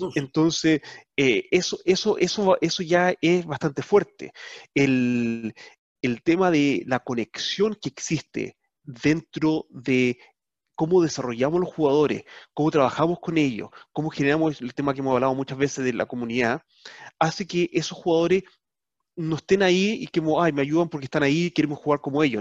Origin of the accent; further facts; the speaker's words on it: Chile; now in Netherlands; como chileno, que radicado acá, lo que sea, ahora holandés